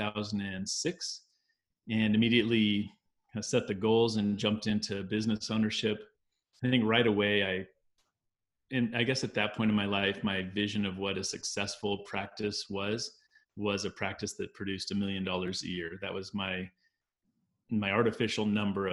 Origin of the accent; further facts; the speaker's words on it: Arizona, United States; I grew up in Arizona